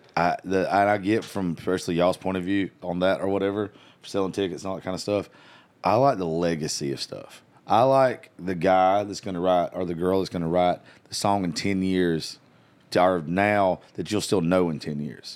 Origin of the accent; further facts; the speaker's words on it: South Georgia, United States; moved away; I grew up in South Georgia